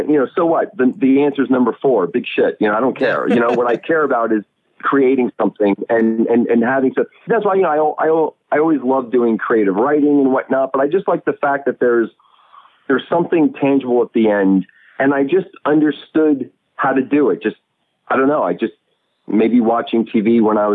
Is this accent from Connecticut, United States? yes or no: no; Long Island, New York, United States; also born or lived in Brooklyn, New York; I'm actually from Long Island, and I've been living in Brooklyn for about 12 years, I guess. Native New Yorker